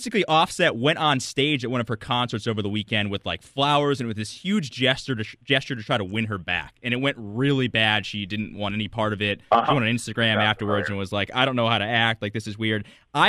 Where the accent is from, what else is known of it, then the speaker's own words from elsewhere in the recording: Southington, Connecticut, United States; I took a cab from college to my hometown